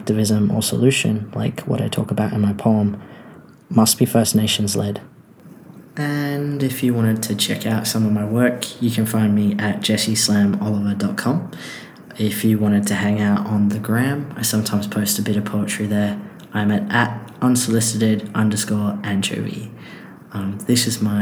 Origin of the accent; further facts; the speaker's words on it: Whadjuk Noongar country, Western Australia, Australia; also born or lived in Wurundjeri lands (Melbourne area); now in Melbourne, Australia; I'm currently recording on Wurundjeri lands, but I was raised on Whadjuk Noongar country.